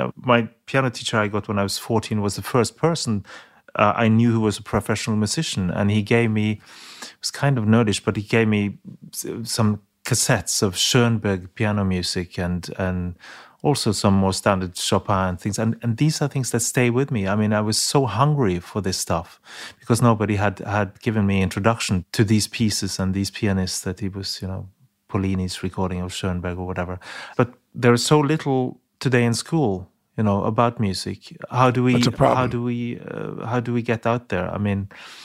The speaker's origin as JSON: {"language": "English", "country": "Norway", "said": "my home country"}